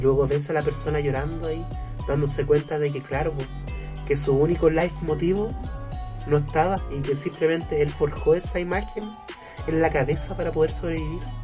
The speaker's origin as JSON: {"language": "Spanish", "country": "Chile", "said": "a ti como chileno"}